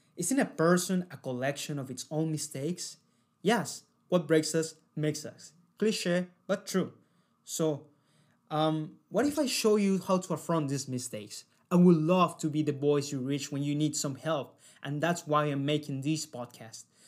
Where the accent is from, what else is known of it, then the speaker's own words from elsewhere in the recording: Cali, Valle del Cauca, Colombia; moved away as an adult; now in Sydney, Australia; I decided to go out of my hometown